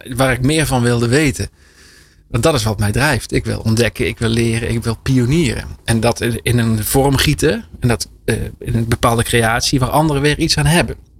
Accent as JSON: {"language": "Dutch", "region": "Limburg", "country": "Netherlands", "tie": "born or raised there", "also_born_or_lived": "France", "said": "ik ben geboren in Frankrijk. Ik ben in Limburg opgegroeid."}